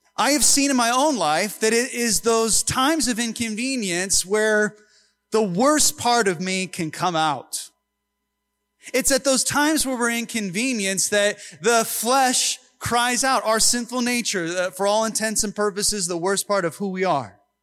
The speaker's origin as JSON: {"language": "English", "town": "Long Beach", "region": "California", "country": "United States", "tie": "born or raised there", "said": "I was born in Long Beach, so I am an American"}